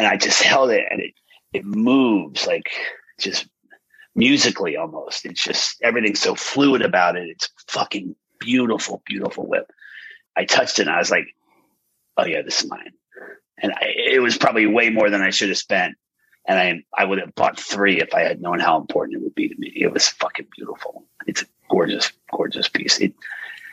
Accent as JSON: {"language": "English", "region": "Pennsylvania", "country": "United States", "tie": "born or raised there", "said": "where I grew up in Pennsylvania"}